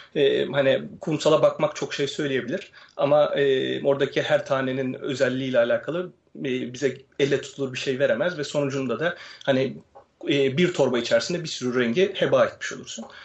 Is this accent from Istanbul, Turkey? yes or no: yes; Istanbul, Turkey; ben 86 yılında İstanbul'da doğdum